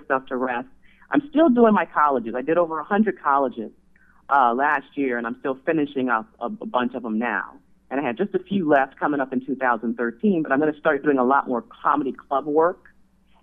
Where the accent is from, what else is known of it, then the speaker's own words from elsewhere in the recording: Miami, Florida, United States; moved away; also born or lived in Hawkinsville, Georgia / Tiffin, Ohio; Originally born in Georgia, in a small town called Hawkinsville, Georgia, but raised in Miami, Florida.